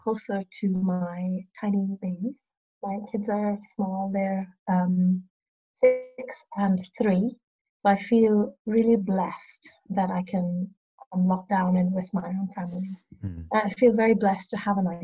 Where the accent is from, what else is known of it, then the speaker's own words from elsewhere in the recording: Cheshire, North West England, United Kingdom; now in Brighton, United Kingdom; I grew up in Cheshire